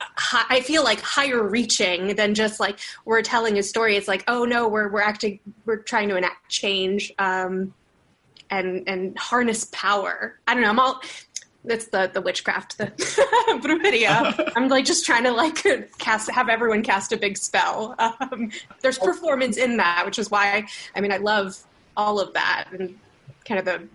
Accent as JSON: {"language": "English", "town": "Miami", "region": "Florida", "country": "United States", "tie": "born or raised there", "said": "Miami as my home because I was born and raised there."}